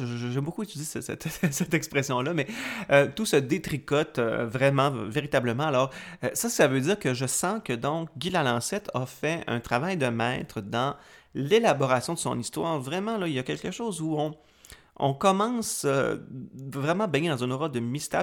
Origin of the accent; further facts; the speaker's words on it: Quebec, Canada; auteur originaire de ma région natale, qui est le lac saint